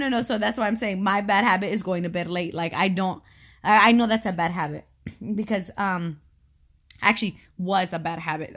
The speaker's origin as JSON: {"language": "English", "region": "California", "country": "United States", "tie": "born or raised there", "moved": "as an adult", "said": "I was born and raised in California. I had never known living anywhere else."}